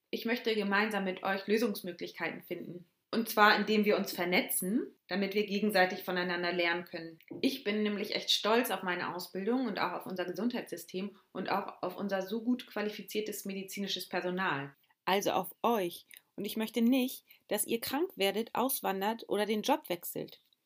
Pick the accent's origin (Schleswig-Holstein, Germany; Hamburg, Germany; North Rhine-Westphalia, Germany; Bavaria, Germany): Schleswig-Holstein, Germany; Ich selbst bin sehr heimatverbunden und ähm, liebe Deutschland und Schleswig-Holstein